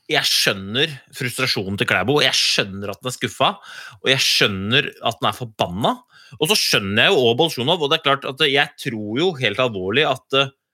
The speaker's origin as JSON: {"language": "Norwegian", "country": "Norway", "said": "For vi er jo nordmenn"}